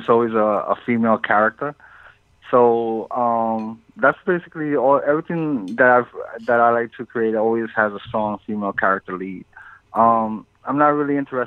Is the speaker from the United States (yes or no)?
yes; New York, United States; also born or lived in Puerto Rico; I was born in Puerto Rico, and then we moved to New York when I was 2 years old